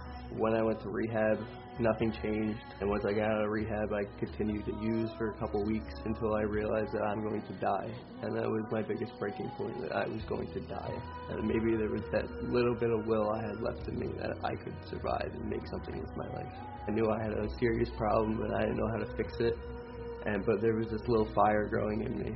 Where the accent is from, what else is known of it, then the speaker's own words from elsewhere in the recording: Union County, New Jersey, United States; I grew up in Union County